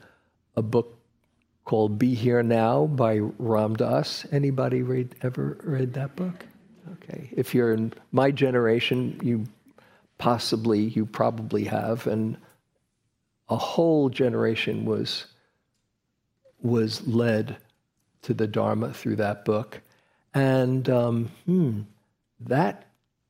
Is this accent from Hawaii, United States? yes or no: no; New York City, New York, United States; I was from Queens